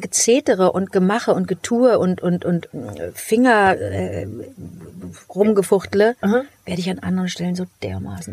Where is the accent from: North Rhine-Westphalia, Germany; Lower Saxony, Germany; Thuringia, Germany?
North Rhine-Westphalia, Germany; Cologne; Ich bin aus Köln